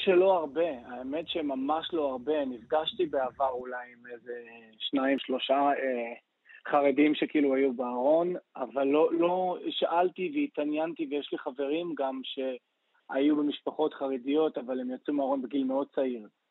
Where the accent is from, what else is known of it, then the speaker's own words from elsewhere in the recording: Acre, Northern District, Israel; moved away; also born or lived in Los Angeles; ונולדתי וגדלתי בעכו